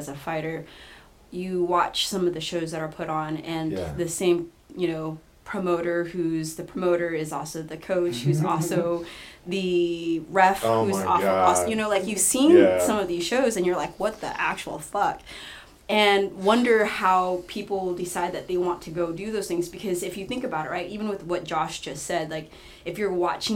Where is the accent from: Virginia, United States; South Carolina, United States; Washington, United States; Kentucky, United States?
Washington, United States; Seattle; I'm born and raised in Seattle.